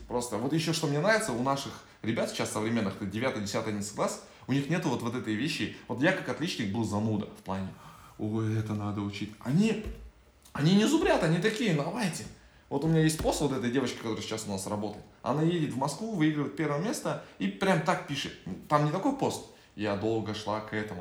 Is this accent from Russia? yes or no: no; Kazakhstan